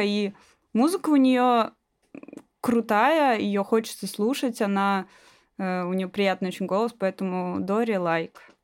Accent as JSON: {"language": "Russian", "town": "Magnitogorsk", "region": "Chelyabinsk Oblast", "country": "Russia", "tie": "born or raised there", "moved": "yes", "lives_now": "Moscow, Russia", "said": "я родилась в Магнитогорске"}